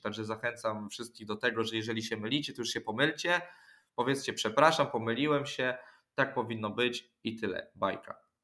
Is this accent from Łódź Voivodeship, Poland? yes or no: no; Orneta, Warmian-Masurian Voivodeship, Poland; Pochodziłem do szkoły, chodziłem na treningi piłki nożnej u nas w Ornecie